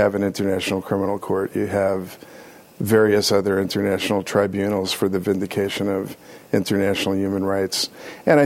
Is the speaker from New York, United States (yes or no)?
yes; New York City, New York, United States; also born or lived in England; growing up in New York City, going to school in Harlem